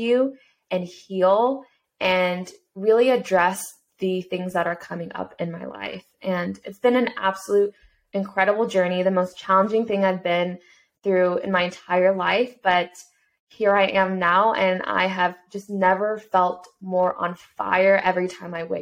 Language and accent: English; United States; someone who came from an immigrant family in a single parent household as a Korean American growing up in America